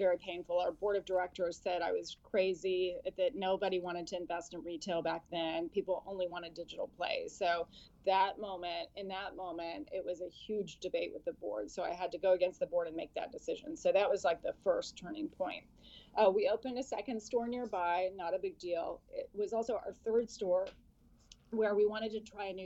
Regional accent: California, United States; moved away; also born or lived in Boston / Washington, District of Columbia, United States; I grew up in California

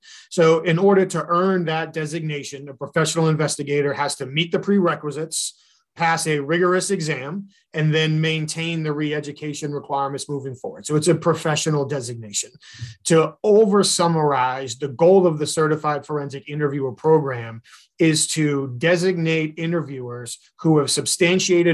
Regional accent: New Hampshire, United States; growing up in New Hampshire

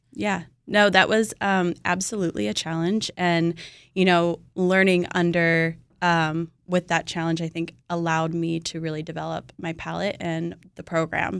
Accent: California, United States; I'm from California

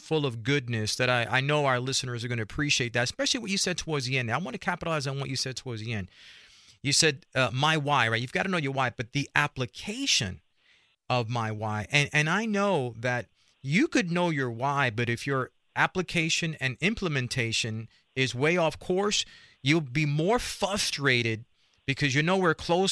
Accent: New York City, New York, United States; I grew up in Spanish Harlem, a place called El Barrio, New York City.

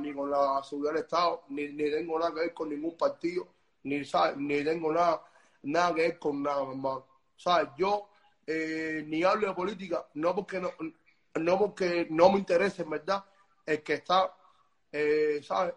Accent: Cuba; yo nunca salí de Cuba, ¿sabes? Yo vivo en Cuba

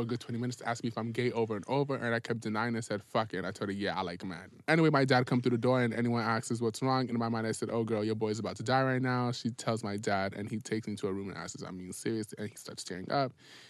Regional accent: Ghana; I'm African

